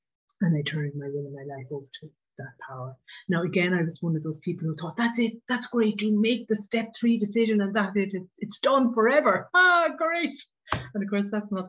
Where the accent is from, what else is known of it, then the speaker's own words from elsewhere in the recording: Ireland; I grew up in Ireland.